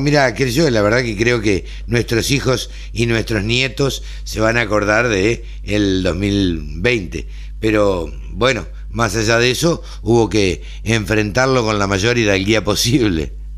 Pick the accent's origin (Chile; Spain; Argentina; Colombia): Argentina; somos los argentinos